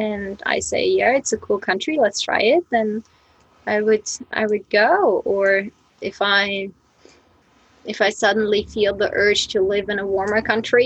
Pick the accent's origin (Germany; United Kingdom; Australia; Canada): Germany; East Germany; moved away as an adult; now in Japan; I'm from Germany, that's right, but I'm from East Germany